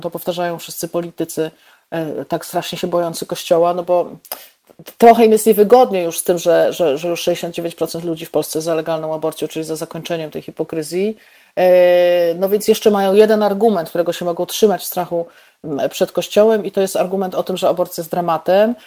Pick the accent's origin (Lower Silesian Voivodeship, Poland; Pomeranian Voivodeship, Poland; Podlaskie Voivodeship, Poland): Lower Silesian Voivodeship, Poland; Bolesławiec; also born or lived in Lwówek Śląski / Warsaw; now in Wrocław, Poland; ja się urodziłam w Lwówku Śląskim, mieszkałam y, kilkanaście lat w Bolesławcu, mieszkałam też w Warszawie, y, mieszkam teraz we Wrocławiu